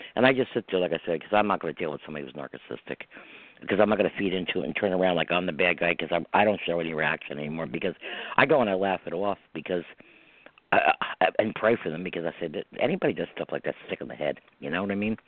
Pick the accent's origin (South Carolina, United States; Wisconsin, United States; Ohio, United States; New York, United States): New York, United States; I'm from New York. No, I'm not in the city. I'm not in the heart of New York. I'm in the right. country part